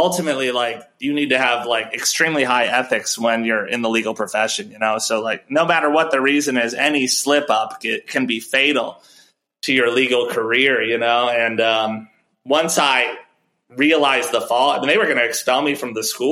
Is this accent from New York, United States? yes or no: no; Chicago, Illinois, United States; I'm from Chicago. I went to law school out in Chicago.